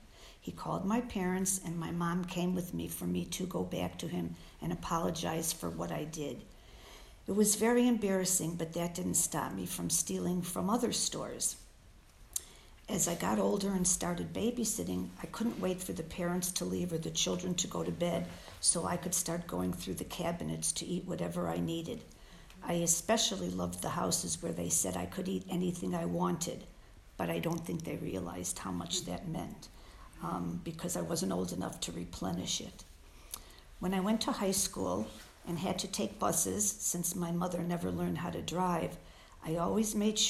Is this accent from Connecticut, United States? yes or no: no; Illinois, United States; also born or lived in Chicago; My earliest recollection of wanting to overeat was when I was 4, and we lived in the country in Illinois. We moved from Chicago.